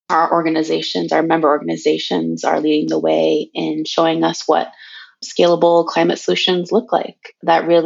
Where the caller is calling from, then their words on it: Portland, Oregon, United States; I am calling in from Cowlitz Territory, Portland, Oregon.